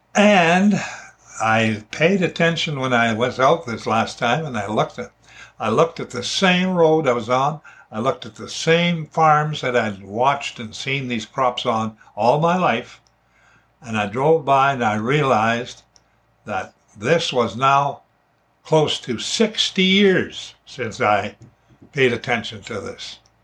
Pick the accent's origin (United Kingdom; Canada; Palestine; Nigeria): Canada; Alberta; moved away as an adult; now in British Columbia, Canada; I grew up in Alberta and moved here to BC when I was 38 years old